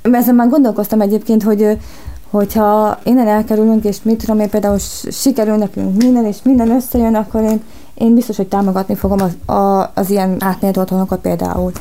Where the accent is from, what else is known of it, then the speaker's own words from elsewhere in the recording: Hernádnémeti, Borsod-Abaúj-Zemplén, Hungary; moved away as an adult; also born or lived in Miskolc; now in Budapest, Hungary; Miskolcon születtem, de egyébként Hernán Németibe laktam, Miskolctól 20 kilométerre. Itt vagyok már Pesten 8, 9 éve már